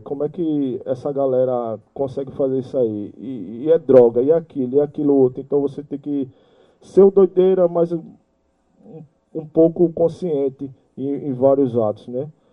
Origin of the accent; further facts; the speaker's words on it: Recife, Pernambuco, Brazil; also born or lived in Brasília; vim lá de Brasília, dentro de um Fusca com minha família. E cheguei aqui em Recife